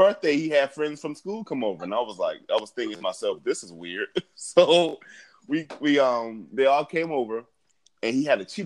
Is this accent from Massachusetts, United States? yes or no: no; Gary, Indiana, United States; growing up in Gary